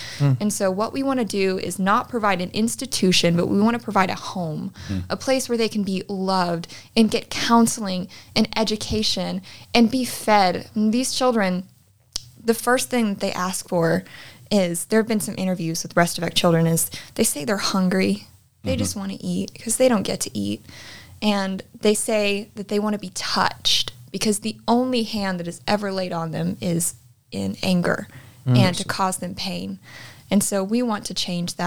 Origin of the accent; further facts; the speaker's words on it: Texas, United States; we are from Texas